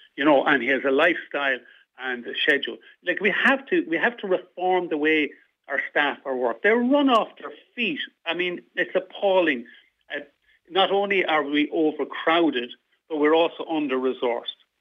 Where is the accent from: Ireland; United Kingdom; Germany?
Ireland; Midlands; also born or lived in Dublin; now in Sligo, Ireland